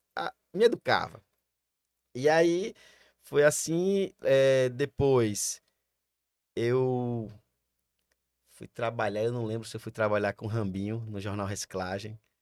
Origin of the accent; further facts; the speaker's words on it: Sergipe, Brazil; eu sou sergipano, meus pais são pernambucanos, mas eu sou sergipano